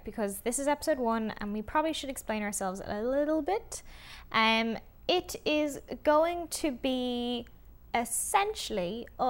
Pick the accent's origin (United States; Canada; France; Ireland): Ireland; for a lot of us in Ireland, for instance, like, we grew up in the Celtic Tiger